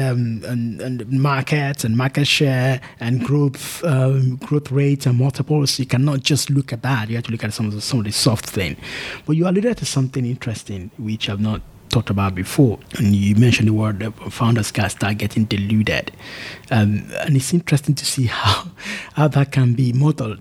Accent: Nigeria; as a Nigerian

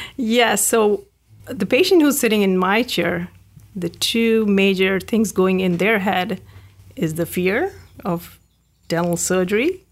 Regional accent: India; moved away as an adult; now in California, United States; I grew up in India

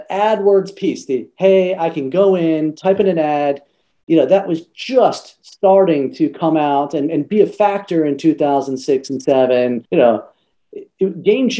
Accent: Texas, United States; now in New York City, United States; I grew up in Texas. I do not live in Texas now. I get to call New York City home and have been for the last 13 years

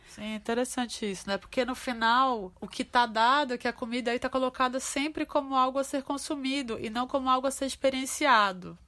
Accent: Pará, Brazil; a gente no Pará né, na minha terra tem a, a maniçoba

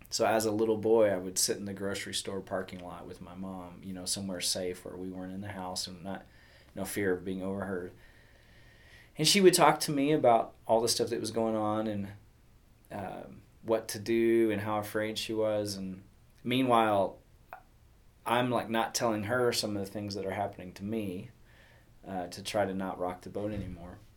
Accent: Texas, United States; growing up in Texas, and I I had a mom who was devoted to the Lord and in church uh, on a regular basis.

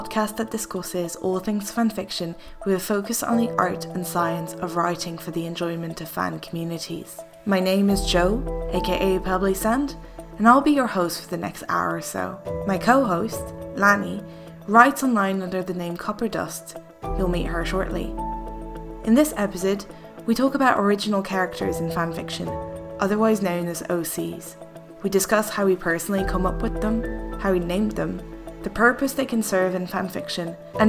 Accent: France; English is a second language; So I'm originally French, but I studied English from a very young age.

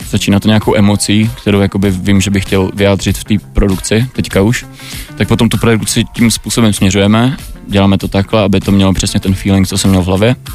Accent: Brno, South Moravian Region, Czechia; also born or lived in Chișinău, Moldova; jsem se narodil v Moldavsku v Kišněvě okay. a byl jsem tam dva roky

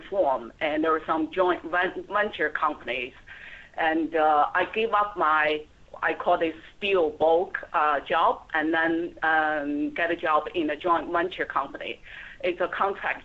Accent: Xi'an, Shaanxi, China; moved away as an adult; I was born and raised in China, and my hometown is called Xi'an

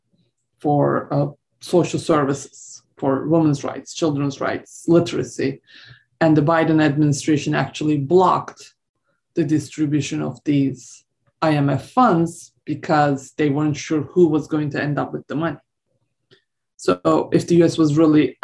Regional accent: Turkey; I'm from Turkey.

